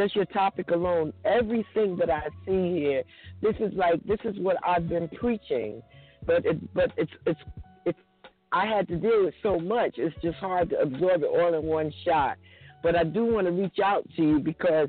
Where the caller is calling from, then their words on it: New Jersey, United States; I'm calling from New Jersey